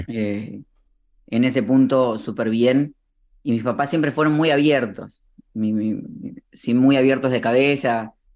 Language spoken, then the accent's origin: Spanish; Morón, Buenos Aires Province, Argentina; fui creciendo en Buenos Aires, en la ciudad de Morón que está en las, eh, como a 30 minutos de la capital